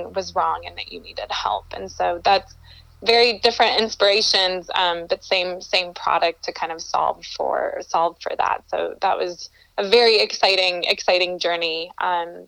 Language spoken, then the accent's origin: English; North Carolina, United States; moved away as an adult; also born or lived in Colombia; now in Denver, United States; I'm originally from Colombia, South America, and I moved here to the United States when I was about 6 years old, grew up in North Carolina, and now have lived here in Denver, Colorado for the last 8 years